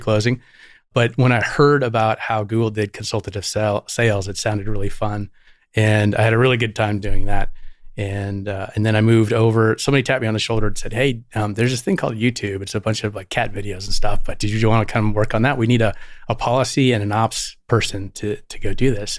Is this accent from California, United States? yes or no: yes; Santa Barbara, California, United States; born or raised there; also born or lived in Syracuse, New York